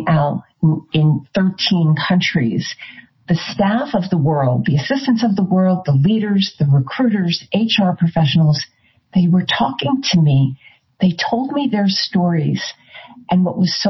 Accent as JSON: {"language": "English", "region": "New Jersey", "country": "United States", "said": "I'm from New Jersey"}